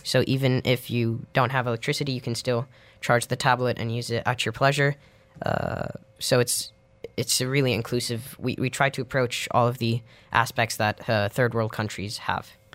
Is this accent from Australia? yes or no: no; Dubai, United Arab Emirates; growing up in Dubai, there isn't a, a very strong language community.